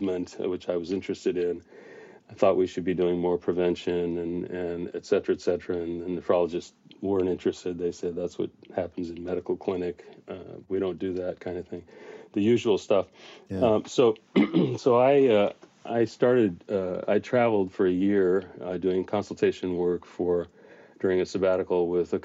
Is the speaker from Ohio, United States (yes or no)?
no; Los Angeles, California, United States; I grew up in Los Angeles